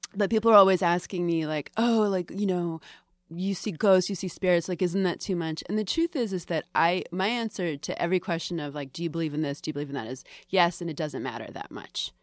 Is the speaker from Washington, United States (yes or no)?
no; Boston, Massachusetts, United States; also born or lived in Salem / Bryn Mawr; I grew up in Greater Boston